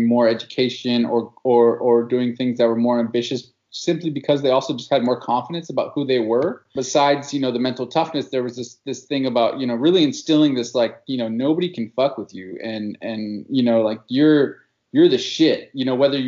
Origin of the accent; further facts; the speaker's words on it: Berkeley, California, United States; moved away as an adult; also born or lived in Oakland, California / Quito, Ecuador; now in Ecuador; I grew up in Berkeley, California